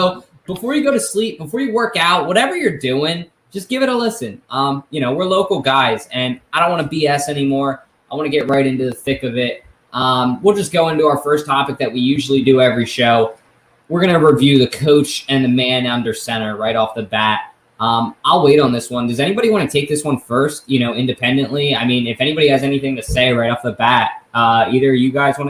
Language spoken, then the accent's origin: English; Philadelphia, Pennsylvania, United States; We're from Philly.